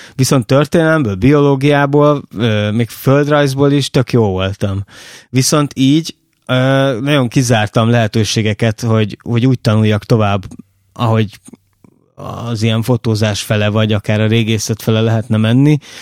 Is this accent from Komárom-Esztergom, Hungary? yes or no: yes; Oroszlány, Komárom-Esztergom, Hungary; én oroszlányban nőttem fel